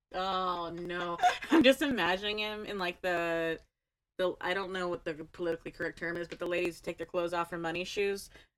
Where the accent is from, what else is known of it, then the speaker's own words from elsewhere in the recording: United States; apologize for being American in every episode.